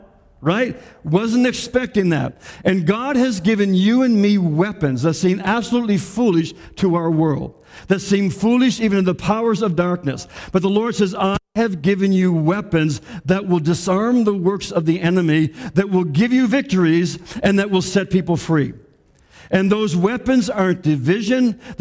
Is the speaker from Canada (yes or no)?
yes; Canada; our rights and our freedoms as Canadian citizens